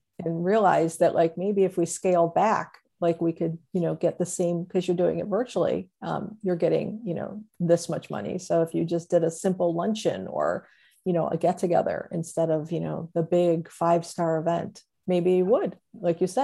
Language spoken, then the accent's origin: English; Cleveland, Ohio, United States; I'm from Cleveland